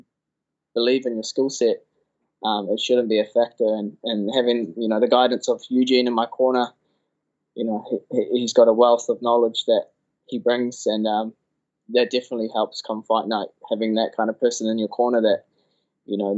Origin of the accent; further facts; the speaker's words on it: Auckland, New Zealand; to be in my hometown, that would be something that you'd only see in fairy tales. And that's always been a dream, just to fight on a Auckland UFC card